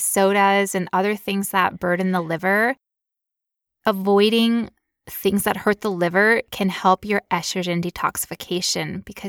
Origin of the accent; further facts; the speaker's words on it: United States; We're those loudmouth Americans who poop a lot.